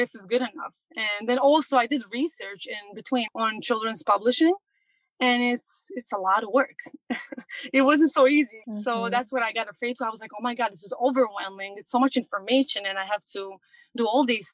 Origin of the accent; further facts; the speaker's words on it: Montenegro; moved away as an adult; now in New York, United States; I was born and raised in Montenegro, and I came here when I was 19 to US. So it's been almost 14 years that I'm here in New York.